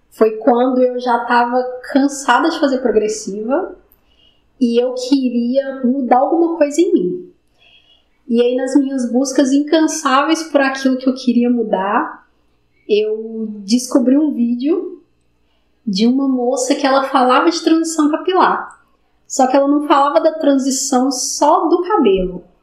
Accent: Itabirito, Minas Gerais, Brazil; Eu trabalho com inspeção de equipamentos na mineração e eu sou natural de Itabirito.

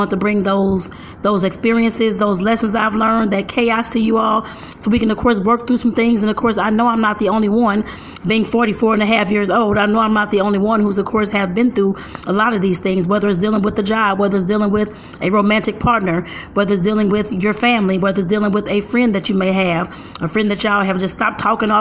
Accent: St. Louis, Missouri, United States; I'm from St. Louis, Missouri

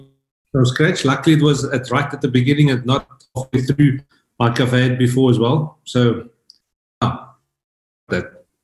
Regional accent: Worcester, Western Cape, South Africa; born or raised there

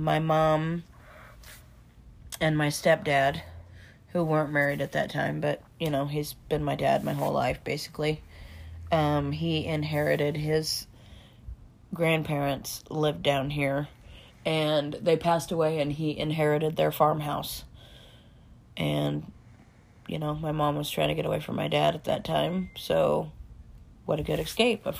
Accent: Osage County, Missouri, United States; also born or lived in Des Moines, Iowa; Here, Osage County and Polk County, Iowa, Des Moines. I was here during the school year, and every other Christmas I was in Iowa

